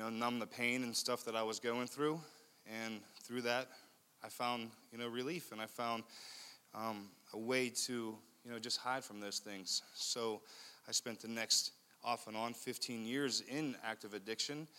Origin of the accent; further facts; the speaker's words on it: Leechburg, Pennsylvania, United States; I come from a town about an hour and a half north of here in Armstrong County called Leechburg, a really small town. I had 44 kids in my graduating class.